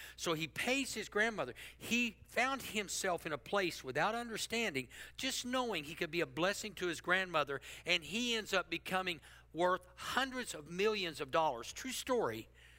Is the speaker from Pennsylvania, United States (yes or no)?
no; Texas, United States; now in Oklahoma City, United States; I put myself in a place for God to do something when I came to Oklahoma City from South Texas.